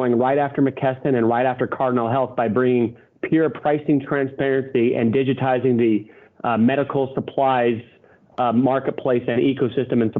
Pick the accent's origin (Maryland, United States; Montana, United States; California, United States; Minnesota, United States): Montana, United States; I grew up on in Montana